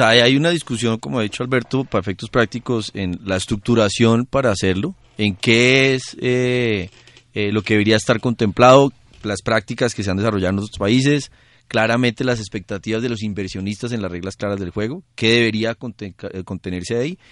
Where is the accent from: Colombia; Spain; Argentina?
Colombia; como todo colombiano